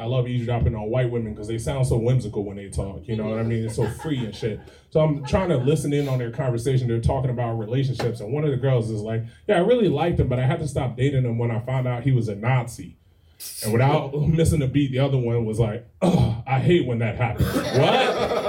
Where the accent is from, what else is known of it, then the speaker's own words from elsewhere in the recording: the South, United States; And I'm from the South originally, so the Southern boy in me felt bad